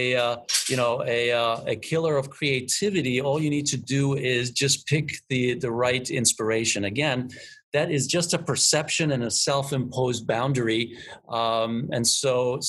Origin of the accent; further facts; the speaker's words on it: Budapest, Hungary; moved away; I am originally from Budapest